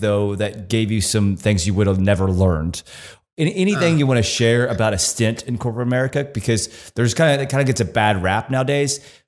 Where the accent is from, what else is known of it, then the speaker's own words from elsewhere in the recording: United States; being an American born here and always lived here